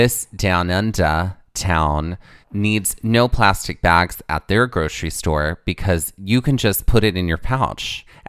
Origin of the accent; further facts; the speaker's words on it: the South, United States; the little cults is the name of my, my YA novel that I write about growing up in the South